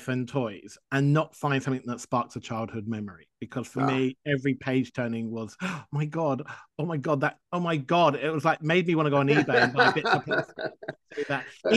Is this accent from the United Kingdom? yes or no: yes; England, United Kingdom; I grew up in England.